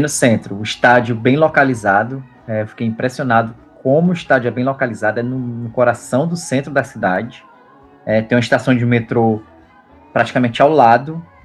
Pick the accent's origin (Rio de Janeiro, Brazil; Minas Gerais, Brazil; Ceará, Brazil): Ceará, Brazil; Fortaleza; Castelão lá em Fortaleza, que é de onde eu venho